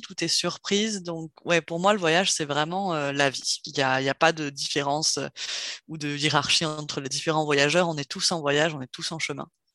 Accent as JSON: {"language": "French", "town": "Cherbourg", "region": "Normandy", "country": "France", "tie": "born or raised there", "also_born_or_lived": "south-west France", "moved": "yes", "said": "j'ai grandi en Normandie, heu, au nord de la presqu'île du Cotentin, donc, heu, Cherbourg"}